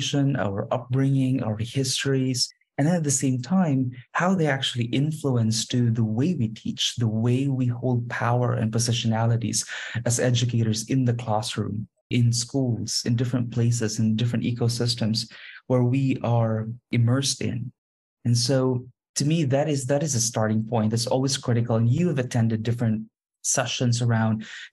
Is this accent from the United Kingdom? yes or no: no; Philippines; moved away as an adult; also born or lived in Beijing / Brussels / Kuala Lumpur; My career started out as a classroom teacher in my home country, in the Philippines, and then I moved into Beijing and then Brussels and then Kuala Lumpur